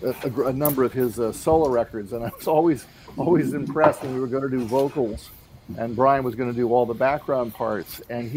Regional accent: East Coast, United States; I mean, I grew up on the East Coast.

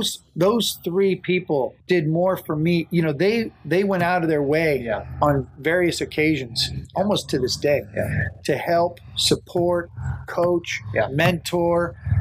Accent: Northern California, United States; I grew up in Northern California.

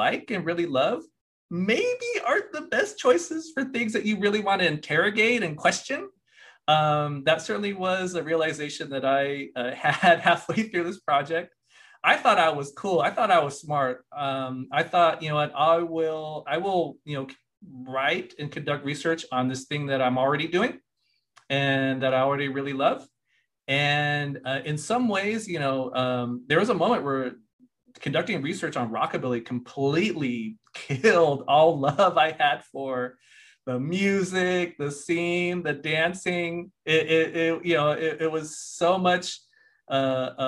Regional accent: Lompoc, California, United States; also born or lived in Washington, D.C.; I grew up in Santa Barbara County in this tiny, tiny remote farm working community called Lompoc

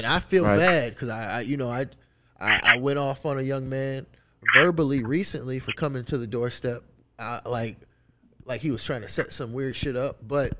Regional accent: the South, United States; like, I'm from the South.

